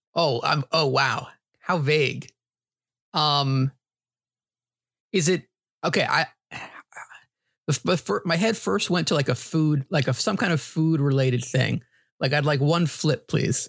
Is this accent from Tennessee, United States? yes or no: no; New York, United States; also born or lived in New Hampshire; Growing up in New York, was a big Yankees fan.